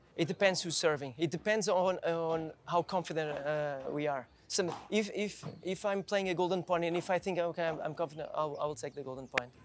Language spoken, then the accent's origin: English; Lisbon, Portugal; English is a second language; also born or lived in Viseu, Portugal; I was born in the north of Portugal, in Viseu, in, in the north, in the center. And with four years old, I came. I came to Lisbon